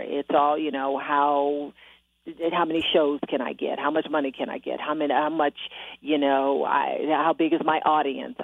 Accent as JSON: {"language": "English", "town": "Detroit", "region": "Michigan", "country": "United States", "tie": "born or raised there", "also_born_or_lived": "Miami / Milwaukee / Austin, Texas", "moved": "as an adult", "said": "my hometown, Detroit, Michigan"}